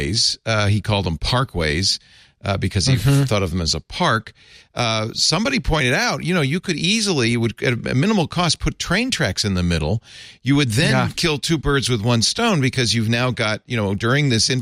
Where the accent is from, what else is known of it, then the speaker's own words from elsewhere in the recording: New York, United States; I grew up in New York